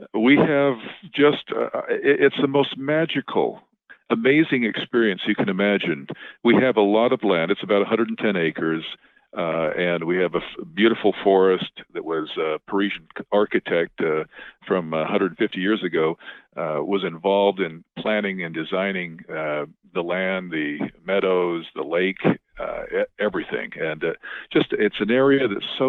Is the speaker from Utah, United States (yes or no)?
yes; Utah, United States; now in California, United States; I grew up in Utah